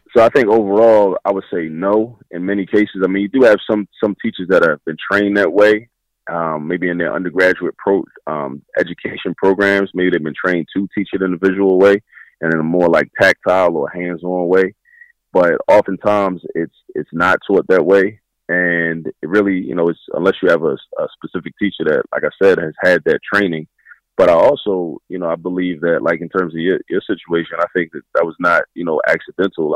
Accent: Baltimore, Maryland, United States; moved away as an adult; now in Philadelphia, United States; I was raised in raised in Baltimore

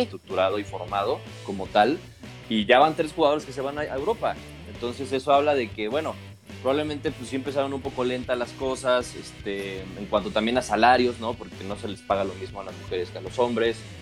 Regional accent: Mexico; como mexicano

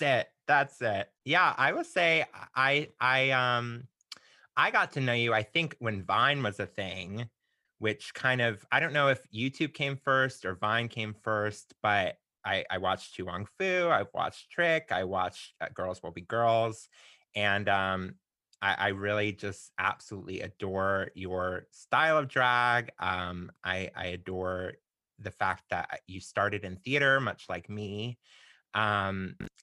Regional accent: Florida, United States; moved away as an adult; also born or lived in Alabama; I grew up in Florida, but my parents had moved to Alabama

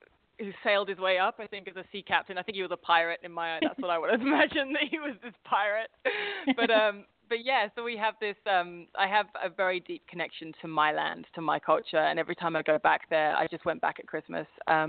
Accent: Staines, South East England, United Kingdom; But I was brought up in a place called Staines, which is, if those of you who know Ali G, that's his stomping ground

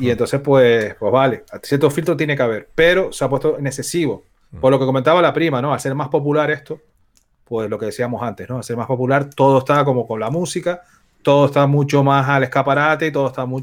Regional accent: Canary Islands, Spain; soy canario, soy un pájaro al final

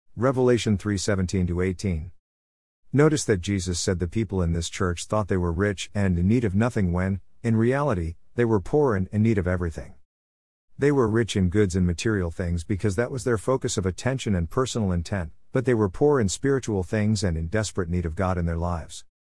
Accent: United States; We as American Christians

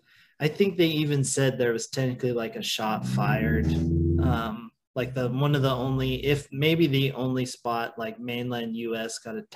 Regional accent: Oregon coast, United States; moved away; I am a coastie. I am a Oregon coast born and raised, spent 18 years of my life living there. This is the farthest that I've ever lived from the ocean.

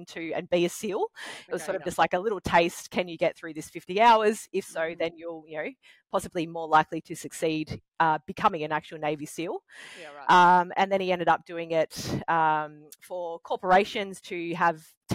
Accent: Batemans Bay, New South Wales, Australia; also born or lived in Victoria; moving back to my hometown in Batemans Bay

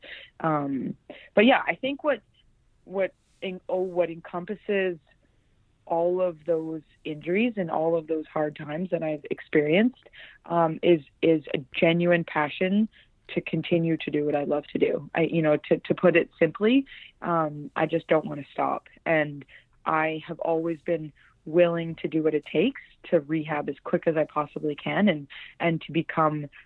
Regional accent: Vancouver, British Columbia, Canada; I come from Vancouver, and I have three older brothers

